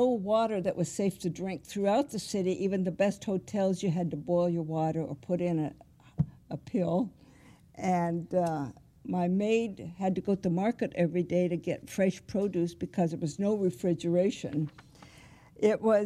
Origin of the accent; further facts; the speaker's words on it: Hebron, Nebraska, United States; moved away as an adult; also born or lived in Lincoln, Nebraska / Hawaii / Vietnam; I was born in Nebraska near Hebron and went to the university in Lincoln